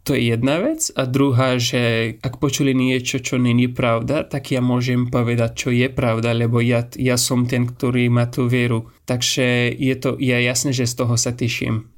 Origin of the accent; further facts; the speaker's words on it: Afghanistan; Slovak is a second language; moved away as an adult; now in Slovakia; Som z Afganistanu Momentálne bývam na Slovensku už skôr 3,5 roky a tu študujem medicínu